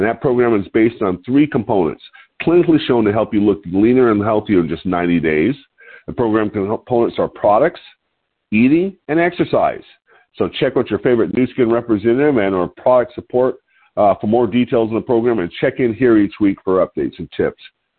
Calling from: Lompoc, California, United States; I'm your host today, and I'm calling in from Lompoc, California, which sits 54 miles north of Santa Barbara on California's beautiful central coast.

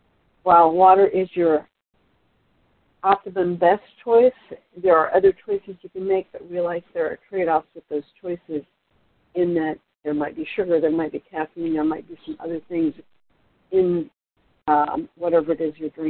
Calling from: Portland, Oregon, United States; I'm calling from Portland, Oregon. … out of Portland, Oregon

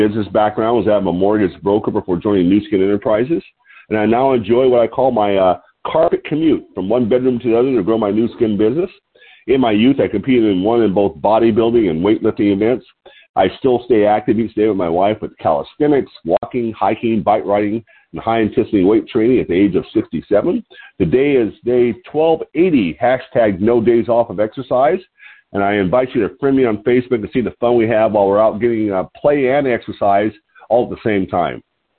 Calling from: Lompoc, California, United States; I'm calling in from Lompoc, L-O-M-P-O-C, Lompoc, California, which sits 54 miles north of Santa Barbara on California's beautiful central coast.

